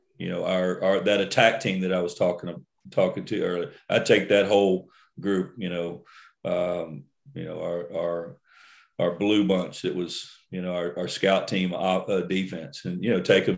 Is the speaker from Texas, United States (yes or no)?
yes; Port Arthur, Texas, United States; growing up in Port Arthur, my hometown